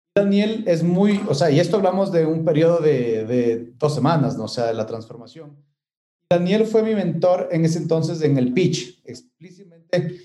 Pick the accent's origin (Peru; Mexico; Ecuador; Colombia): Ecuador; moved away as an adult; El rato que volví al Ecuador